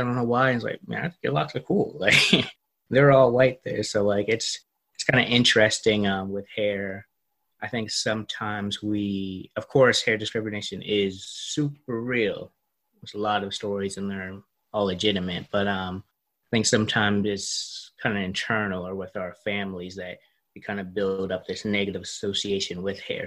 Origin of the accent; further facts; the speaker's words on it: Charleston, South Carolina, United States; moved away; my grandma's house in my hometown, Charleston, South Carolina